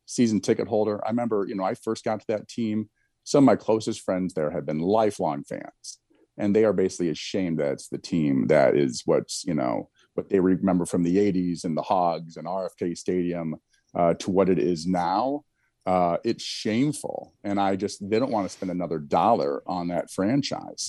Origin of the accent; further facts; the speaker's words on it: Eastern Iowa, United States; there was a tournament every, in my hometown every summer, won a lot of medals there